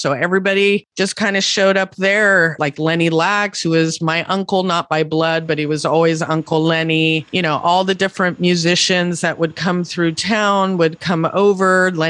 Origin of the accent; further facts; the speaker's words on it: Mendocino, California, United States; also born or lived in San Francisco; Mendocino will always be my spirit and heart home, no matter where I'm at. I, like you said, I was born in San Francisco